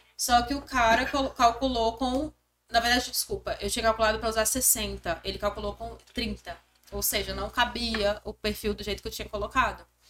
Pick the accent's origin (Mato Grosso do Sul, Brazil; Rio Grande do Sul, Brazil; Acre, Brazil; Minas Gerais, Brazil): Acre, Brazil; moved away; also born or lived in São Paulo; Sou do Acre, do Norte.